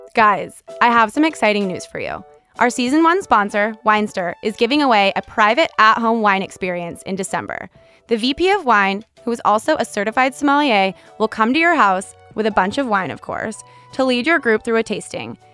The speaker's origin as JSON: {"language": "English", "region": "California", "country": "United States", "tie": "born or raised there", "moved": "yes", "lives_now": "Boston, United States", "said": "I grew up in California, so you know, I feel like us Californians have always been in tune with this"}